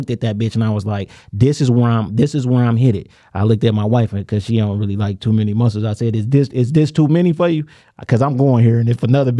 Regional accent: United States; I'm an American nigga.

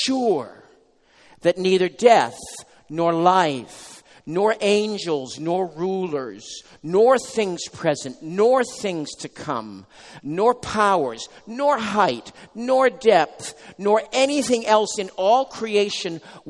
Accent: New England, United States; now in New Jersey, United States; I'm from New England. We have sort of mountains here. There, I should say. But here in New Jersey

